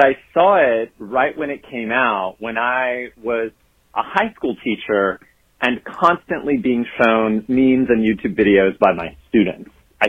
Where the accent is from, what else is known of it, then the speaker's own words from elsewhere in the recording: the South, United States; I was growing up in the South, and it's just kind of what boys had to do in the rural culture that I grew up in.